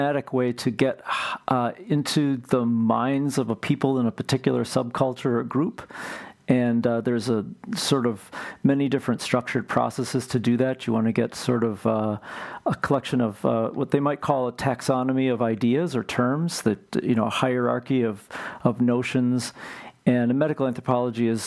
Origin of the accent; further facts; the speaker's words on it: Marshfield, Wisconsin, United States; moved away as an adult; also born or lived in Cleveland, Ohio / St. Paul, Minnesota; now in Twin Cities, United States; we moved there in 1974 or so, and I grew up there and graduated from high school there.